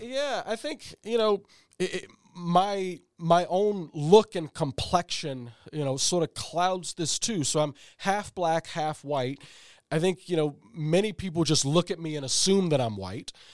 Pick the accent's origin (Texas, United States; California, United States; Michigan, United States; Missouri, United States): Missouri, United States; St. Louis; moved away; I'm originally from Saint Louis, Missouri